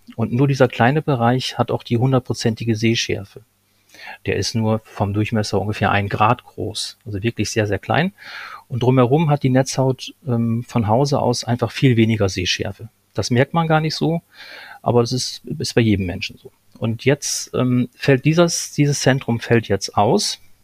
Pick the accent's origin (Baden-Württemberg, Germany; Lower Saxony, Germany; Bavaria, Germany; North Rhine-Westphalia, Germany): Lower Saxony, Germany; Lohne; moved away as an adult; also born or lived in Berlin; ich, ähm, komme gebürtig aus Niedersachsen, aus Lohne